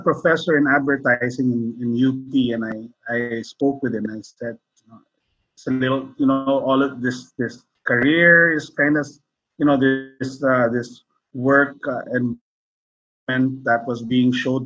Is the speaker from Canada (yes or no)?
no; Philippines; I'm Filipino.